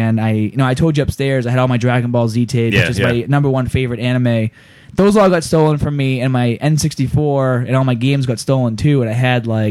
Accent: United States; I'm from America

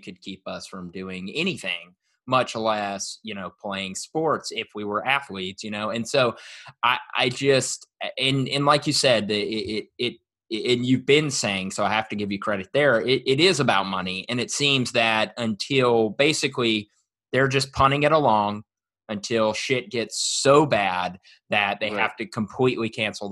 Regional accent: Jackson, Mississippi, United States; moved away; we're both originally from Mississippi, the Jackson area

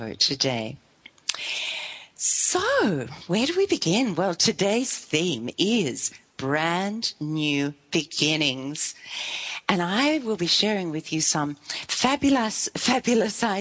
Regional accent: Melbourne, Victoria, Australia; moved away as an adult; we come from Melbourne, but for a long time we lived in northern Victoria

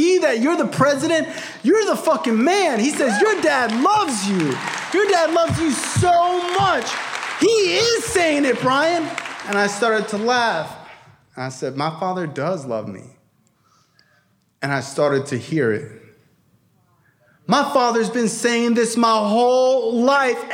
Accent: Broward County, Florida, United States; I'm from Broward

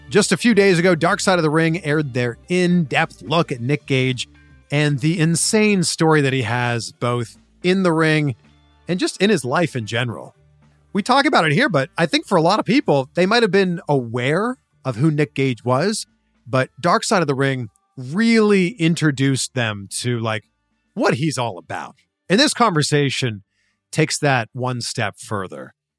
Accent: Canada; my home country of Canada

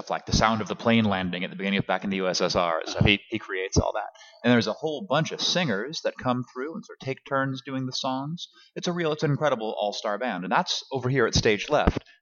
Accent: Los Angeles, California, United States; also born or lived in Kansas City, Missouri; I was born in Los Angeles. Yes. In 1974 at uh, Hollywood Presbyterian Hospital.

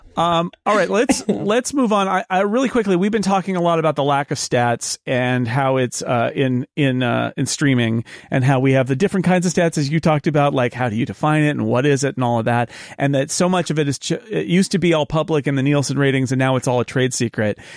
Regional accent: California, United States; as a Californian

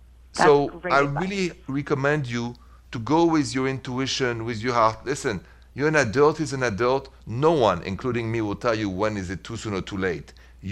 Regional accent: Paris, Île-de-France, France; accent: French; English is a second language; moved away; the accent is French. I'm from Paris.

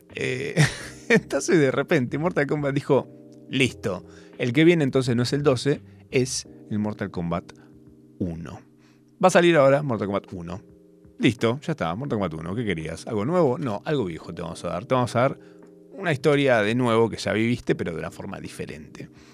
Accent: Capilla del Monte, Córdoba, Argentina; now in Buenos Aires, Argentina; de donde soy yo, Capilla del Monte, el interior del interior

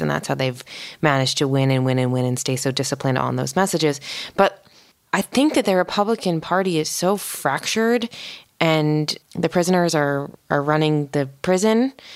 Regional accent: East Coast, United States; moved away as an adult; now in Los Angeles, United States; I grew up in the East Coast

